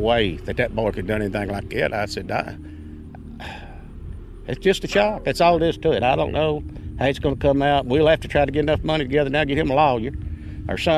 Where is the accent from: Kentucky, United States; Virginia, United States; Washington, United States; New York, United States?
Kentucky, United States; Allen County; I was born and raised around here in Allen County